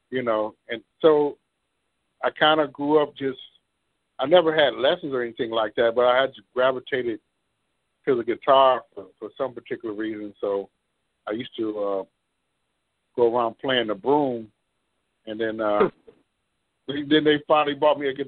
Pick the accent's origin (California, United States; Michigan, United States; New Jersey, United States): California, United States; Compton; like in growing up in Compton, we had some music programs at the time